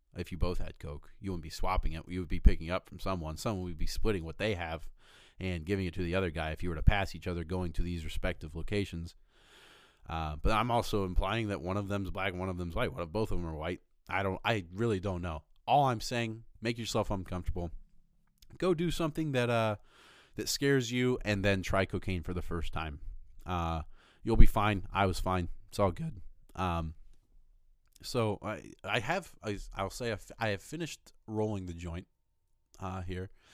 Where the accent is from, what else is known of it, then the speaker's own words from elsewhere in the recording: Fort Recovery, Ohio, United States; moved away as an adult; also born or lived in Rochester, Michigan; I was originally from Ohio, grew up most of my life in Fort Recovery, Ohio